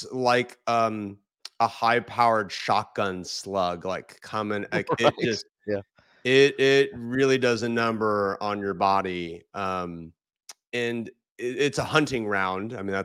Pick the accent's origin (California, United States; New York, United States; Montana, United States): California, United States; when I was growing up in California.